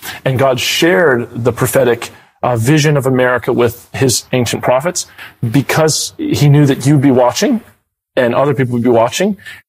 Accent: United States; now in Australia; because I'm American

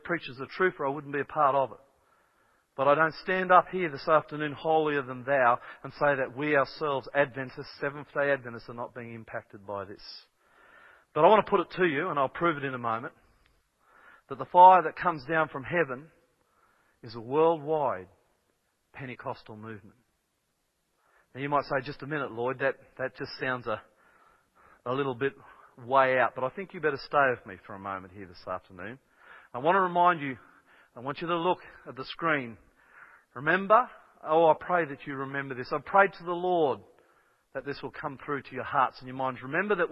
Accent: Kellyville, New South Wales, Australia

